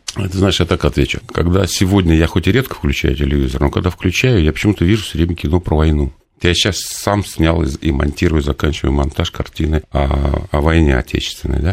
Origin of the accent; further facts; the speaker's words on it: Nizhny Novgorod, Nizhny Novgorod Oblast, Russia; moved away; я из Нижнего Новгорода родом